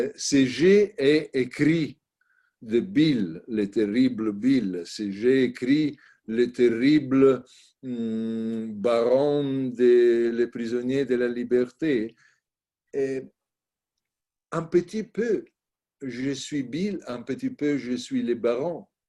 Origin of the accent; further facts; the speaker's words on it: Italy; French is a second language; je suis italienne